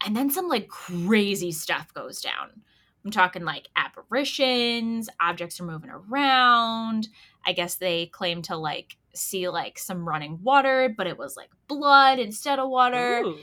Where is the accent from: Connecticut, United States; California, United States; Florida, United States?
Connecticut, United States; we're the nutmeg state